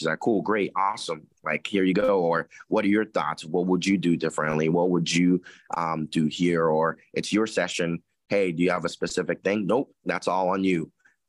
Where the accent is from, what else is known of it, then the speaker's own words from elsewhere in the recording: Columbus, Ohio, United States; I mean, I grew up in Columbus, and Columbus is it's Buckeye City. It's Buckeye Town. You grow up loving Ohio State.